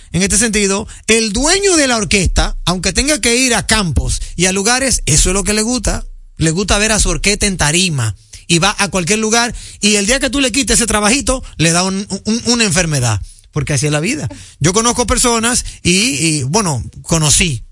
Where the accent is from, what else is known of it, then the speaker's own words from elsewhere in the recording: Dominican Republic; yo como dominicano